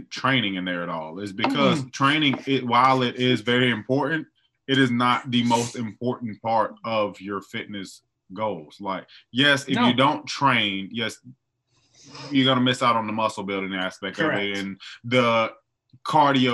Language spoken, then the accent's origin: English; the South, United States; I'm from the South.